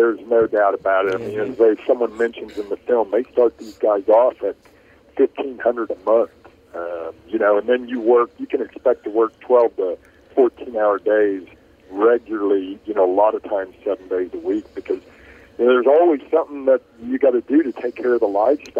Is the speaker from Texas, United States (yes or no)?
yes; Richardson, Texas, United States; I grew up in Richardson, Texas, a suburb of Dallas, just always wanted to be a cowboy.